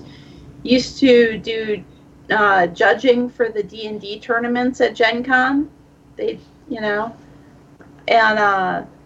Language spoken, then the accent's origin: English; Minnesota, United States; I'm from Minnesota